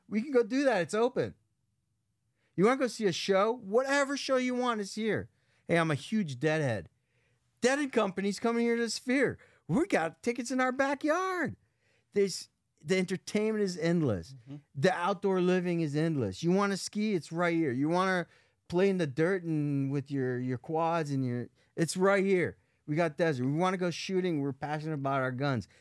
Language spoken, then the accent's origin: English; Las Vegas, Nevada, United States; Las Vegas